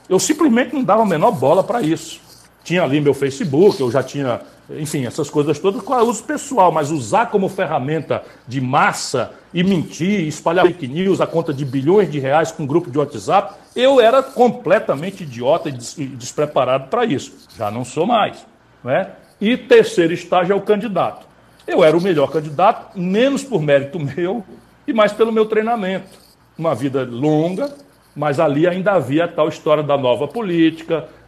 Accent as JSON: {"language": "Portuguese", "town": "Pindamonhangaba", "region": "São Paulo", "country": "Brazil", "tie": "born there", "also_born_or_lived": "Rio de Janeiro / Brasília", "said": "eu nasci em Pindamonhangaba, ô, meu, mas morei 18 anos no Rio também. Já morei em Brasília"}